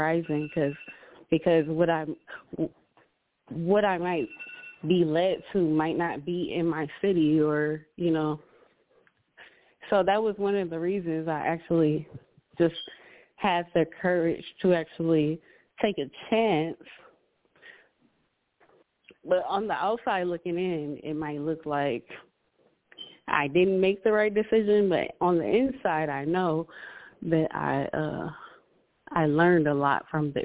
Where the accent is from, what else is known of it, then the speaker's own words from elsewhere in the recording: Cleveland, Ohio, United States; moved away as an adult; also born or lived in Atlanta; I'm from Cleveland